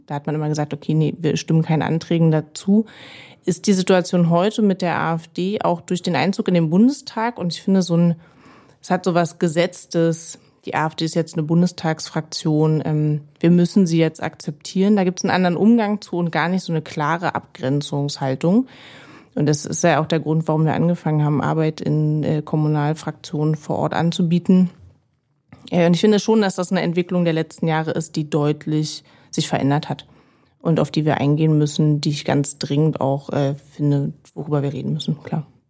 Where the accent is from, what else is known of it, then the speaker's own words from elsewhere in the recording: Berlin, Germany; Ich bin Marzahn-Hellersdorf aufgewachsen in Berlin